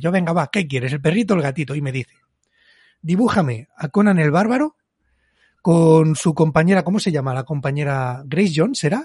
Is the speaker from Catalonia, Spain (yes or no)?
yes; Barcelona, Catalonia, Spain; He nacido en Barcelona, vivo en Barcelona, pues soy del Barça